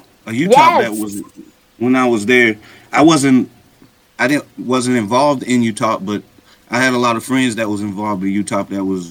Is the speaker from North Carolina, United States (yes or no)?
yes; Marion, North Carolina, United States; moved away as an adult; also born or lived in Charlotte / Pittsburgh / Virginia Beach / West Virginia; Yeah, I graduated in 91 from McDowell High from Marion. I grew up, born and raised here, and went off to school in Charlotte, UNC Charlotte.